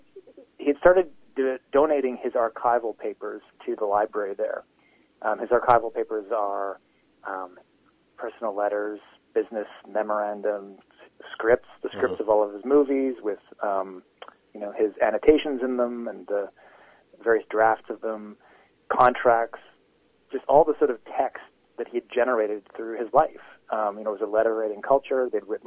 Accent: Canada; as a Canadian

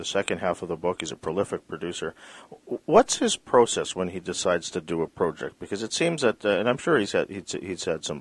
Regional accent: Canada; As a Canadian

